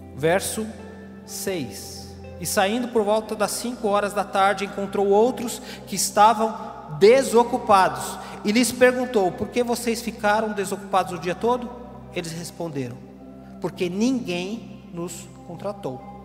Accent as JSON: {"language": "Portuguese", "country": "Brazil", "said": "todos somos brasileiros"}